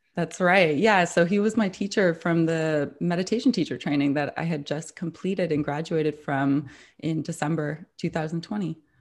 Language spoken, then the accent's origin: English; Toronto, Ontario, Canada; moved away as an adult; now in New York, United States; I've lived in New York for nearly thirteen years now, but I'm originally from Toronto